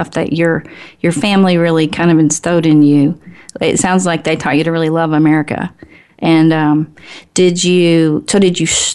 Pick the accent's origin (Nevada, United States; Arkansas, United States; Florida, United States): Arkansas, United States; Little Rock; moved away as an adult; also born or lived in Detroit; I'm from Little Rock, Arkansas